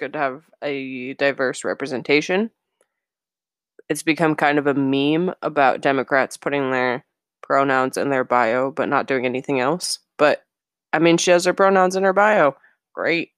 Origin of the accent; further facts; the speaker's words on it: United States; we're American.